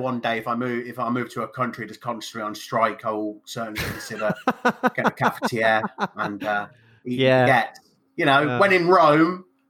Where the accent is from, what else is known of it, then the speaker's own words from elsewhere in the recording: England, United Kingdom; I'm English, but as you can see by the color of my skin, I'm not quite as English as you.